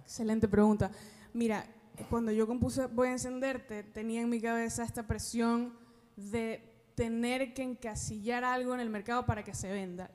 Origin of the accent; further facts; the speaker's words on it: Ecuador; moved away as an adult; now in Miami, United States; yo llevo viviendo seis años acá, soy de Ecuador, pero llevo viviendo seis años acá